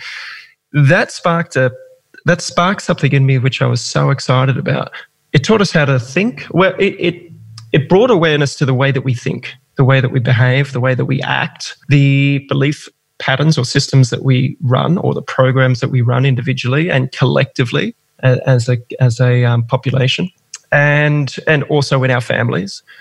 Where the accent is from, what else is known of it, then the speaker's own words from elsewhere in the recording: Gold Coast, Queensland, Australia; also born or lived in Melbourne; I was born in Melbourne, raised on the Gold Coast